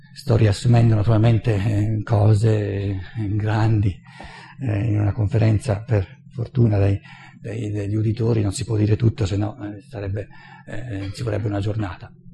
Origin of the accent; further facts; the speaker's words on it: Italy; moved away as an adult; also born or lived in United States; io sono nato e cresciuto in Italia